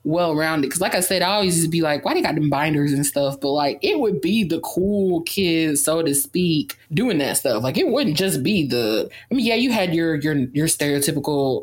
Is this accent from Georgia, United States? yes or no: yes; Savannah, Georgia, United States; I'm from Savannah